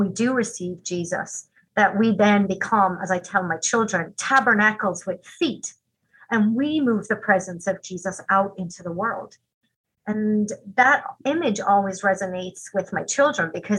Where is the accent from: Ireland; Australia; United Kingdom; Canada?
Ireland; now in Green Bay, United States; When I was growing up in Ireland, we were all taught a little song.